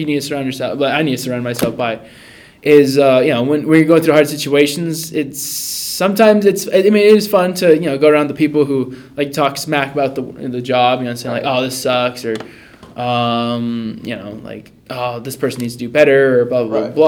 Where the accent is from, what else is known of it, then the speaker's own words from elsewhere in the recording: Long Beach, California, United States; moved away as an adult; now in Rexburg, United States; I'm a guy from Long Beach, California, born and raised